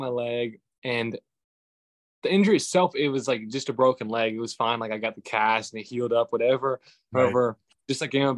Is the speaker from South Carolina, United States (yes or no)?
yes; Walterboro, South Carolina, United States; also born or lived in Hollywood, South Carolina; I grew up in Walterboro, South Carolina